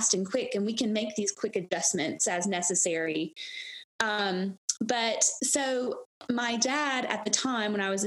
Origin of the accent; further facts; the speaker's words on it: Gatlinburg, Tennessee, United States; also born or lived in Knoxville, Tennessee; I was born and raised in Gatlinburg, Tennessee.